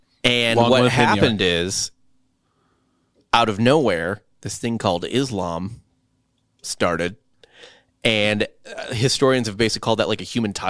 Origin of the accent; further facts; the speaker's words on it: St. Louis, Missouri, United States; So St. Louis, where I'm from, is named after St. Louis the 12th or 10th or something like that.